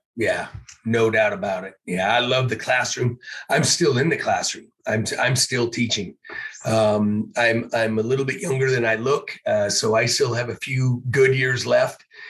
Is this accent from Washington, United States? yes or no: yes; Issaquah, Washington, United States; Growing up in Issaquah, I always liked the east side